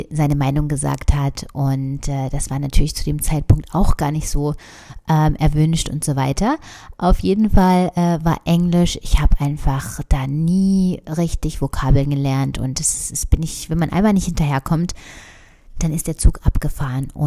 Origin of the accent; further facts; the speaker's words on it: Saxony-Anhalt, Germany; Und zwar bin ich ja in Sachsen-Anhalt aufgewachsen. Sachsen-Anhalt ähm, in einem ganz kleinen Dorf